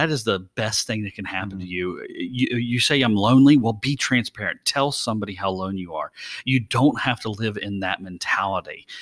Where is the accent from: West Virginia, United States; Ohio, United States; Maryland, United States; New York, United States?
West Virginia, United States; Lewisburg; I'm a Yankee because I was born in Lewisburg, West Virginia